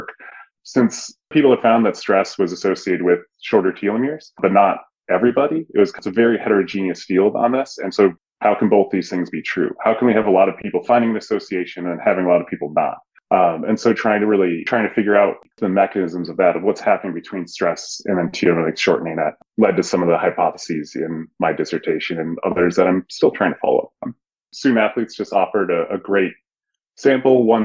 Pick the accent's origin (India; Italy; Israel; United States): United States; Twin Cities, Minnesota; moved away; I grew up in the Twin Cities